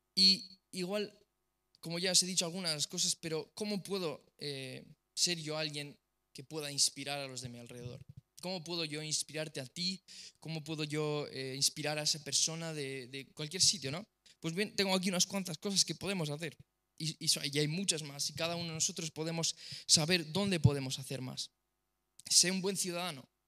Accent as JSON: {"language": "Spanish", "country": "Romania", "said": "soy rumano"}